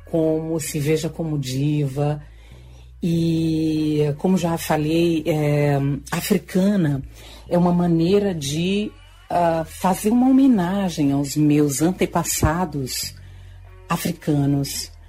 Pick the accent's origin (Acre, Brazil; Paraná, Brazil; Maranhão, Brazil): Maranhão, Brazil; Lago da Pedra; E, e para mim é uma grande honra de ter vindo de Lago da Pedra. Eu sou interiorana e, e ter vindo de tão longe